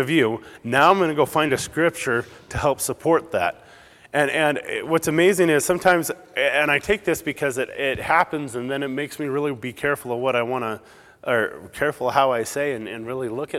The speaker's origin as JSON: {"language": "English", "region": "Southern California", "country": "United States", "moved": "yes", "said": "I'm more from Southern California originally"}